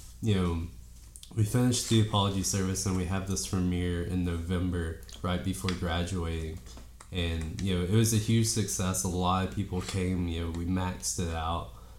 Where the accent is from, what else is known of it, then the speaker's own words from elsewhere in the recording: Dade County, Georgia, United States; moved away as an adult; also born or lived in Dahlonega, Georgia; I'm from Dade County, Georgia, which most people, if they don't know, is right below Chattanooga, Tennessee, where the northwest corner of the state. I came to college here in Dahlonega